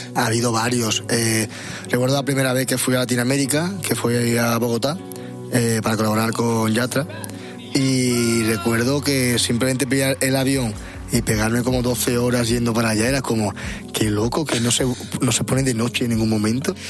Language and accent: Spanish; Seville, Andalusia, Spain; Sevilla playa poco tenemos